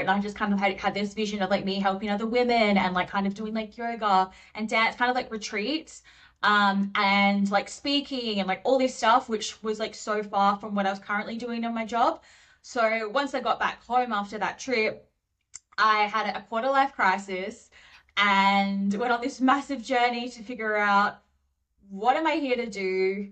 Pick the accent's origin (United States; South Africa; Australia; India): Australia; Perth, Western Australia; moved away as an adult; now in Sydney, Australia; I went back to Perth in my hometown